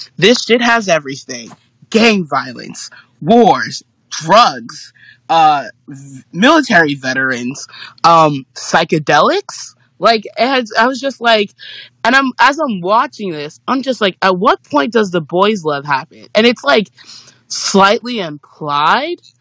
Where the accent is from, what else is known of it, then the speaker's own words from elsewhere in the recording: New York City, New York, United States; I'm from New York City, I live in New York City